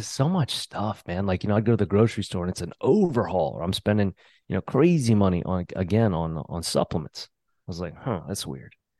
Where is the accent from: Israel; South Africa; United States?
United States; New Orleans, Louisiana; I grew up in New Orleans